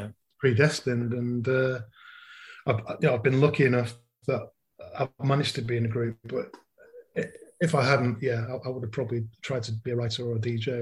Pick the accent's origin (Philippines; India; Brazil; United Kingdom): United Kingdom; Manchester, North West England; moved away as an adult; also born or lived in Leeds / South Africa; I grew up in Manchester from 1963 until I went back to Leeds actually to university